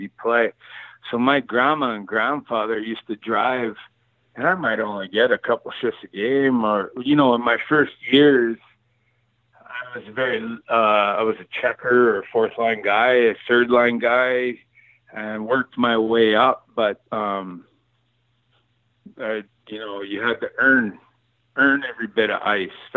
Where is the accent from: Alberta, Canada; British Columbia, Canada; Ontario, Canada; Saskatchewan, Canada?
British Columbia, Canada; Cranbrook; my hometown, Cranbrook